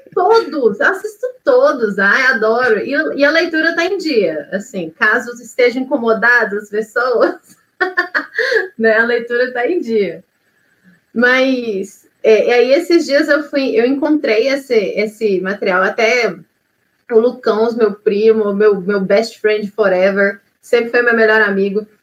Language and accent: Portuguese; Belo Horizonte, Minas Gerais, Brazil; now in Ouro Branco, Brazil; Eu sou de Ouro Branco, Minas Gerais. Eu sou original, original originalmente de Belo Horizonte mas a minha cidade do coração é Ouro Branco mesmo.